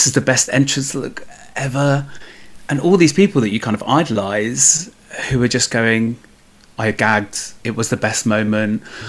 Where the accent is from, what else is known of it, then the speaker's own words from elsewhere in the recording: Hackney, London, United Kingdom; I grew up on a council estate in Hackney, which you can't tell from my accent, luckily.